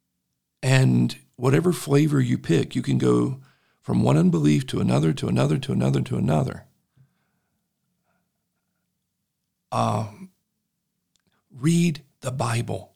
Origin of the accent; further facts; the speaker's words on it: the South, United States; accent: Southern; I don't mask my Southern accent as much